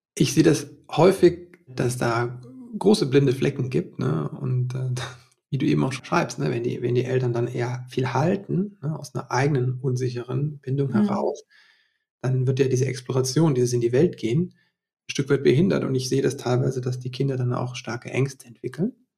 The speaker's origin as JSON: {"language": "German", "region": "West Germany", "country": "Germany", "tie": "born or raised there", "said": "ich bin ja auch in Westdeutschland hier groß geworden"}